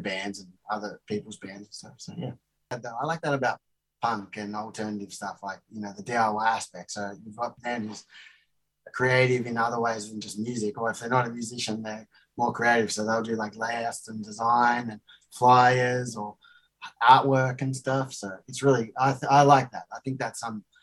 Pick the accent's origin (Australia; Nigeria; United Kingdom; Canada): Australia; I'm Australian born, and my father is from South Africa.